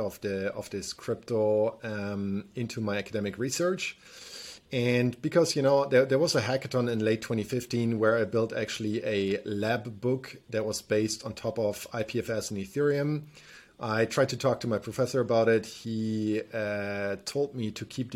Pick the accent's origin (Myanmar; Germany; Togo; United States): Germany; me growing up in Germany